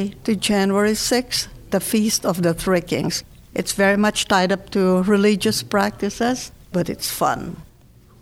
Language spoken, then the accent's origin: English; Philippines; moved away as an adult; also born or lived in Manila; now in Pittsburgh, United States; I grew up in the Philippines.